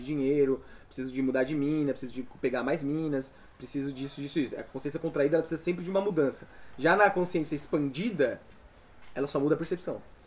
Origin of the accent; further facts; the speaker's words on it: São Paulo, Brazil; moved away as an adult; also born or lived in João Pessoa; saí de São Paulo, fui para morar em João Pessoa, com 24 anos